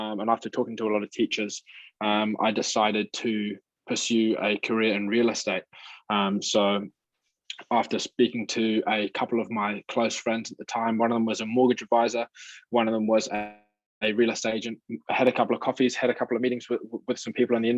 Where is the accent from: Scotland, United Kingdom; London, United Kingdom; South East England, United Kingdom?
South East England, United Kingdom; Milton Keynes; now in New Zealand; Yeah, so I'm originally from the UK.